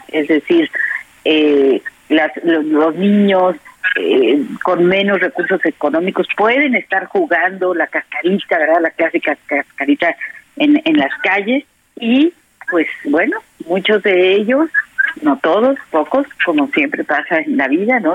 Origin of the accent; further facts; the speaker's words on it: Mexico; los mexicanos somos sumamente apasionados